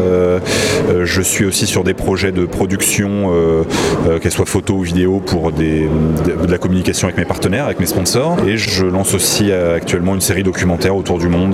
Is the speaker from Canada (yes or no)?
no; Paris, Île-de-France, France; now in Nice, France; Enfin, je viens de Nice. J'ai grandi à Paris, mais j'habite à Nice depuis plusieurs années